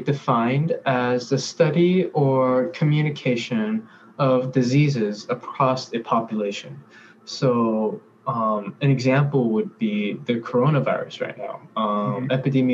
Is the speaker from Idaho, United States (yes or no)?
no; Alaska, United States; English is a second language; moved away as an adult; also born or lived in Korea; now in Minnesota, United States; I was born in Korea, but I moved to Alaska when I was about 2 years old or so. And so I feel like I very much grew up there